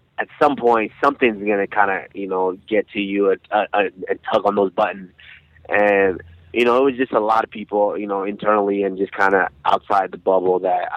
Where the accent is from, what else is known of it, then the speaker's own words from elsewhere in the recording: Arlington, Texas, United States; also born or lived in Nigeria; I was about 7 years old when we immigrated here, and I was raised in Arlington, Texas